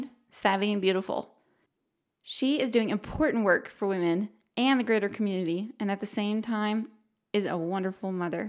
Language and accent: English; Michigan, United States; I was actually born and raised in Michigan